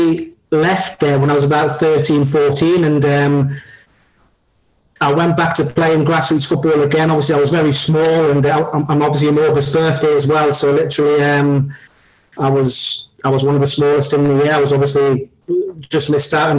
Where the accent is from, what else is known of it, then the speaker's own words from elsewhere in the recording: Newcastle upon Tyne, North East England, United Kingdom; I'm a Geordie, and all my family from the middle of Newcastle and the roughest part of Newcastle